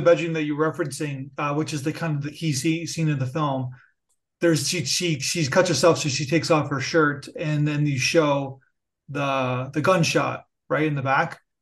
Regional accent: Niagara Falls, Ontario, Canada; moved away; also born or lived in United States; I'm, I'm Canadian, so I have a, and I, I, I have to, I have to admit, I lived in the United States. I went to school there. So I'm, I'm, I'm from Niagara Falls, so I'm a Border

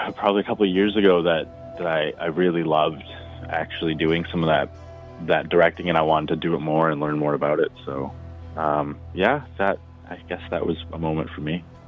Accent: Alberta, Canada; I grew up in Alberta

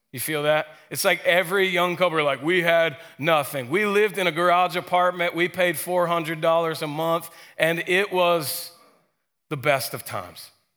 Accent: Stockbridge, Georgia, United States; I grew up in Stockbridge, a, a bit north, at the north end of Henry County

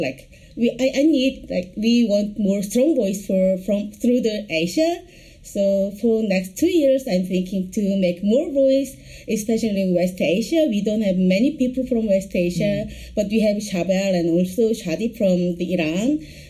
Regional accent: South Korea; from South Korea.

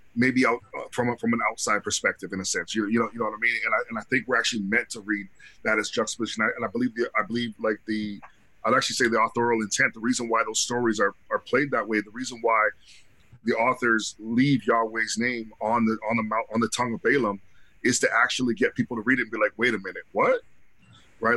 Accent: Canada; I'm Canadian

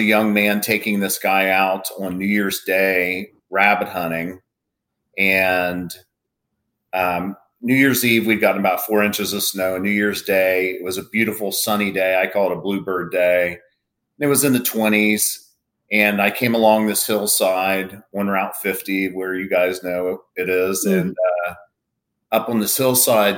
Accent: Lancaster, Ohio, United States; also born or lived in Vinton County, Ohio; I'm originally from Lancaster, Ohio, which is just north of Athens and Vinton County. But my family is all from Vinton County and Athens County. And I grew up in one of the original outdoors families from Vinton County

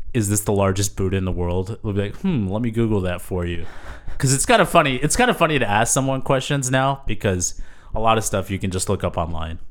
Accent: San Antonio, Texas, United States; growing up in San Antonio, our church was started by Leonard Coote

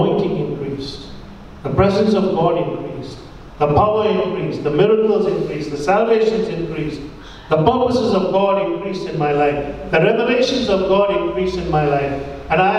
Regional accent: India; my status as an Indian

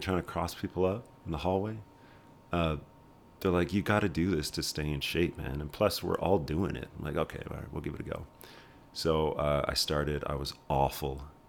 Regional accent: Red Deer, Alberta, Canada; moved away as an adult; also born or lived in Saskatoon, Saskatchewan / Ottawa; now in Calgary, Canada; I was born in Saskatoon, and then when I was, like, zero, we moved to Red Deer, Alberta

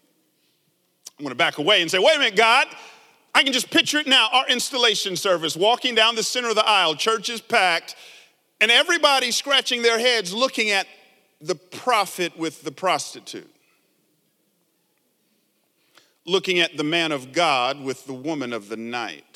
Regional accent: Atlanta, Georgia, United States; now in San Jose, United States; I grew up in Atlanta, down south, 70s and 80s

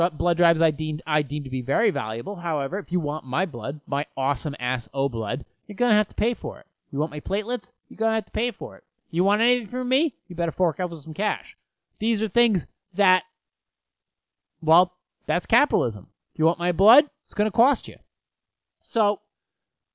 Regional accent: United States

